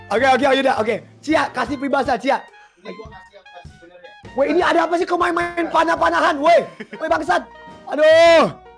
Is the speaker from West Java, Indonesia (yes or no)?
no; Jakarta, Indonesia; Gue setengah Flores, setengah Manado, lahir di Jakarta. Gue orang Indonesia.